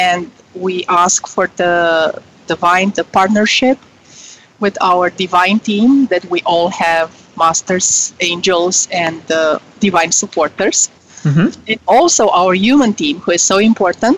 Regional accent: Romania; moved away as an adult; now in United States; I was born in Romania during communist times

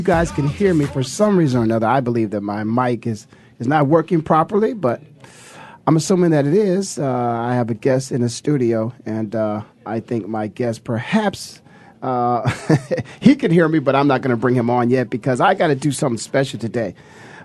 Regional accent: Ohio, United States; moved away as an adult; also born or lived in Philadelphia; people like myself who are from Ohio

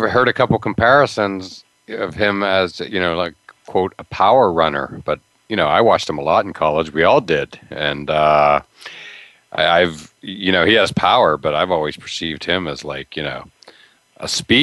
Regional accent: Pennsylvania, United States; I grew up in Pennsylvania, when I grew up, you know, Western PA was among the kings of, you know, high school football

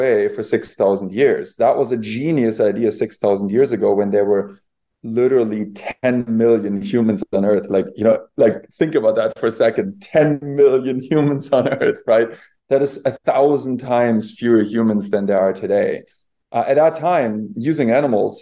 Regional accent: Bavaria, Germany; I grew up in Bavaria where, all of our civilization there, all the culture was built on animal agriculture.

